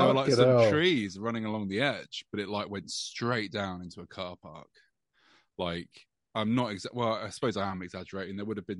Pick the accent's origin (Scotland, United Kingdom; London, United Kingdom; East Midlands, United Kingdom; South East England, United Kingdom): East Midlands, United Kingdom; This is like the town I grew up in Rutland.